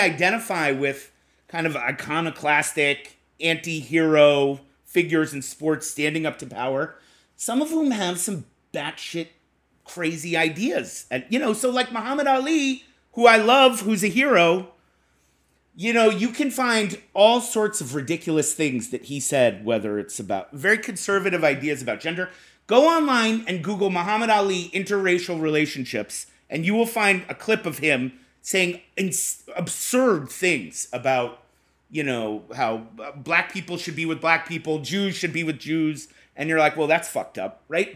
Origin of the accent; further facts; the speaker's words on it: Boston, Massachusetts, United States; I'm from Boston